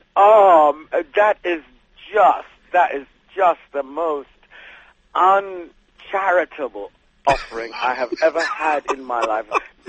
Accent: United Kingdom; you have to remember I'm a British actor who is an American actor, if you see what I mean.

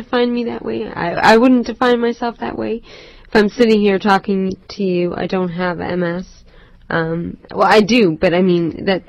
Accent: Toronto, Ontario, Canada; Born and raised in Toronto.

